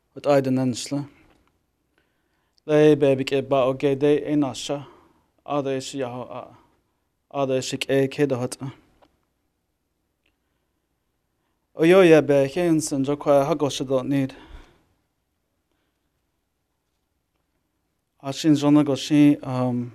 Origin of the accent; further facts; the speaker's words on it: Four Corners area, United States; moved away; I'm originally from the Navajo Reservation in the Four Corners area. It's a high desert, and I grew up in a traditional Navajo family